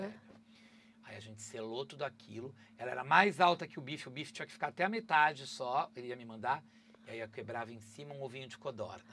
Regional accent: Brazil; sou brazuca, gente, eu sou brasileiro

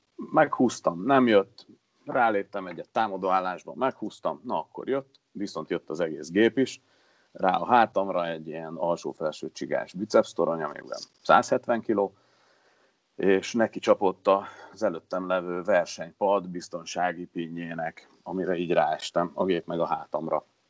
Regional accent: Hungary; mert azért csak magyarok vagyunk

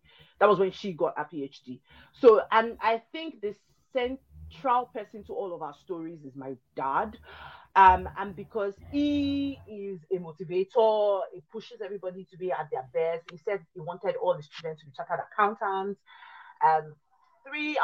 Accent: Lagos, Nigeria; also born or lived in Ilaro, Ogun State, Nigeria; my dad moved to Lagos when I was really little, like a year old kind of deal

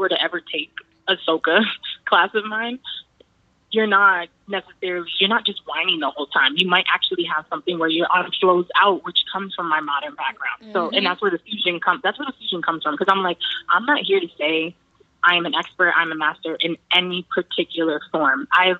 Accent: Cambridge, Massachusetts, United States; I'm from Cambridge. I was raised here.

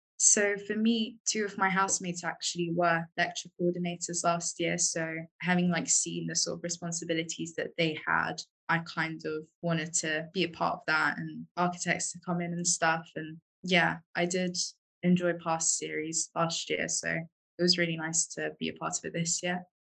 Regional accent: London, United Kingdom; moved away; I am from London originally

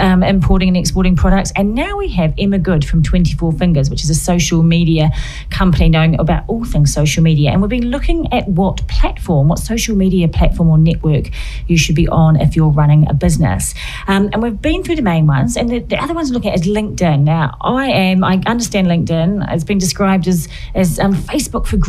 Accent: New Zealand; now in United Kingdom; I'm from New Zealand, you might have heard in my voice

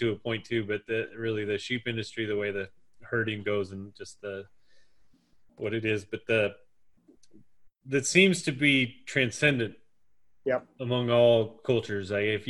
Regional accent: United States; growing up as American.

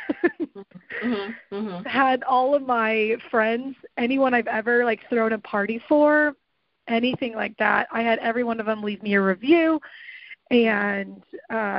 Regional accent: Tulsa, Oklahoma, United States; also born or lived in Key West, Florida; we actually moved here when I was really little, and I don't even really remember Florida. But so I was raised here in Tulsa, Oklahoma

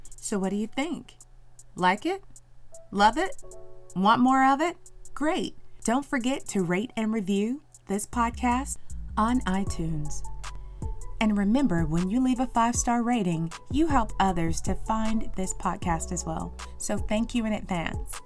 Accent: North Carolina, United States; I am from North Carolina, born and bred.

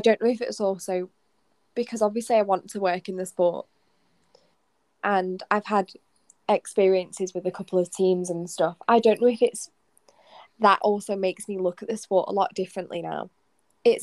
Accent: United Kingdom; being British

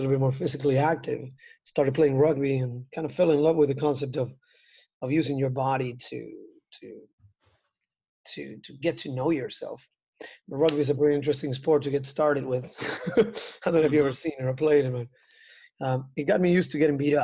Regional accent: Argentina; I was a young kid growing up in Argentina

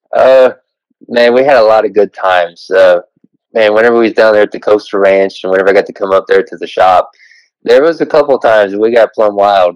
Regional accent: Southern Ohio, United States; where Kentucky and West Virginia, Ohio all touch right at the bottom

